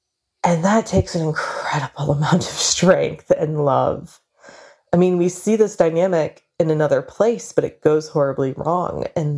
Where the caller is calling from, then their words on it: Wisconsin, United States; I'm from Wisconsin, USA.